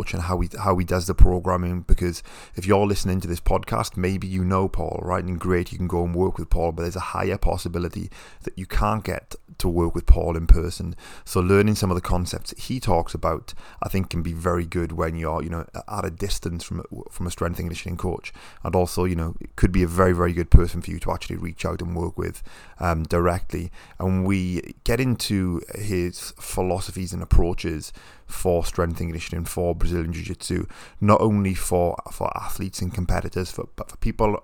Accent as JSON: {"language": "English", "country": "United Kingdom", "said": "I'm British"}